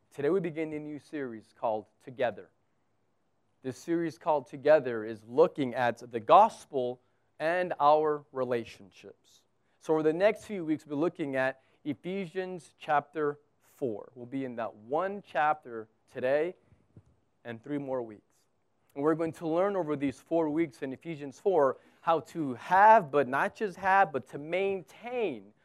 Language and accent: English; United States; now in Abu Dhabi, United Arab Emirates; I'm American.